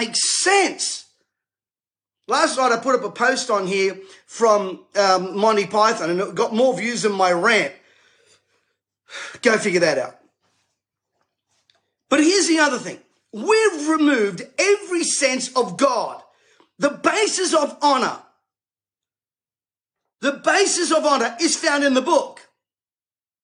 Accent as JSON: {"language": "English", "town": "Sydney", "region": "New South Wales", "country": "Australia", "tie": "born or raised there", "said": "I was raised in Bankstown"}